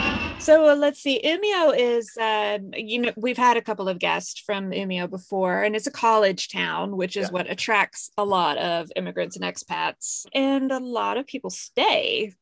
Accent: United States; also born or lived in Stockholm, Sweden; now in Sweden; But I can't believe as an American, I didn't think about the driving time

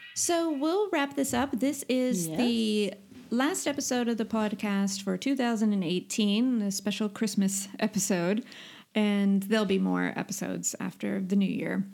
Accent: United States; now in Sweden; I'm the American

